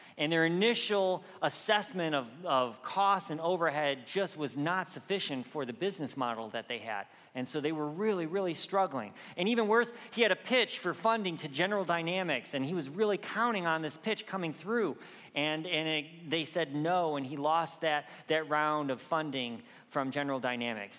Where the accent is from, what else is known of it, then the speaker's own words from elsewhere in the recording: Michigan, United States; moved away; I grew up in Michigan